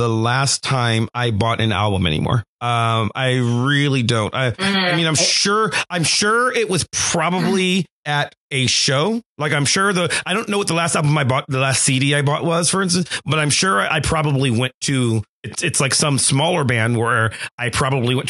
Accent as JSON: {"language": "English", "town": "Cleveland", "region": "Ohio", "country": "United States", "tie": "born or raised there", "said": "I grew up in Cleveland."}